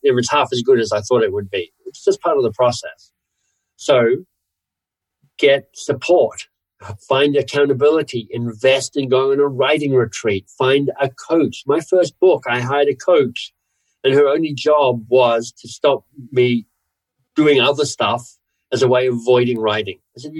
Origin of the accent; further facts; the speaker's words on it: Canada; also born or lived in Australia; Partly I'm a Canadian, so I'm not even sure I get to kind of – Canadian/Australian.